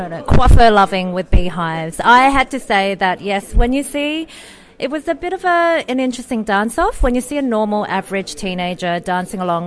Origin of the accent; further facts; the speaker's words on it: South Korea; being a Korean, and from a perspective of a South Korean